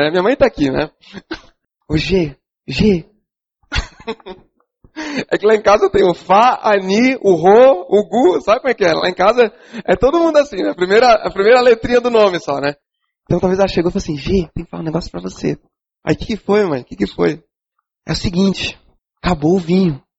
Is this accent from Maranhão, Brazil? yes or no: no; São Paulo, Brazil; É, aqui no, no, sul, eu sou de São Paulo, né?